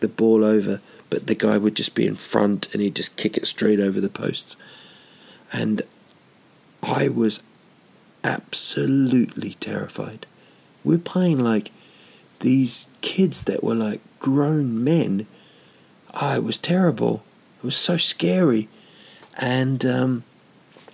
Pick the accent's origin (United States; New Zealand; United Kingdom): New Zealand; Rotorua, Bay of Plenty; there's a place in Rotorua, my hometown, called Whakawerawera